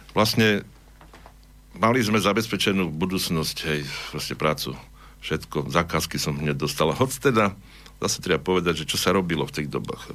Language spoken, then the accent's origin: Slovak; Prešov, Prešov Region, Slovakia; accent: eastern Slovak; moved away as an adult; also born or lived in Horehronie; now in Banská Bystrica, Slovakia; Ja som sa narodil, teda, ak som vravil, v Prešove, vyrastol som tam, vyštudoval strednú školu